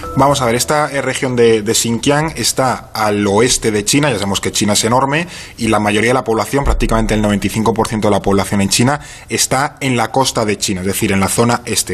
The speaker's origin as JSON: {"language": "Spanish", "country": "Spain"}